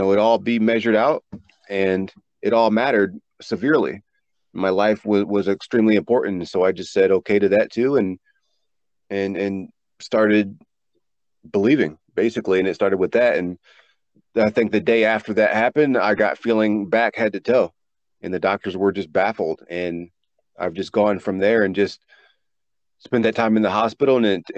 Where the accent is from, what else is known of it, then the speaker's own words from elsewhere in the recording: East Coast, United States; I grew up on the East Coast with the ocean.